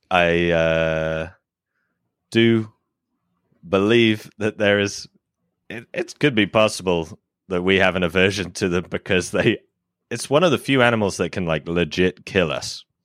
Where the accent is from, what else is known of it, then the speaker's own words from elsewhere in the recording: United Kingdom; I am British